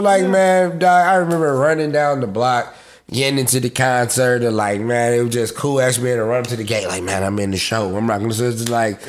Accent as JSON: {"language": "English", "town": "Atlanta", "region": "Georgia", "country": "United States", "tie": "born or raised there", "said": "born and raised. Yeah, Grady baby. Shouts out to City Hospital."}